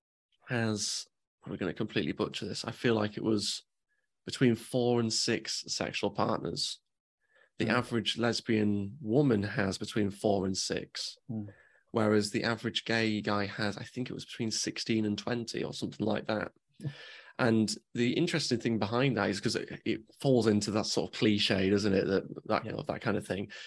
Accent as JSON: {"language": "English", "region": "England", "country": "United Kingdom", "said": "I'm English."}